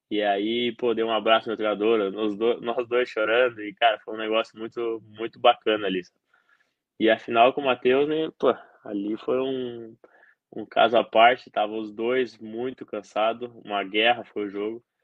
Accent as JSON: {"language": "Portuguese", "region": "South Region", "country": "Brazil", "said": "Eu, eu sou do Sul, é, sabe, tudo isso era um fator que poderia influenciar muito no jogo."}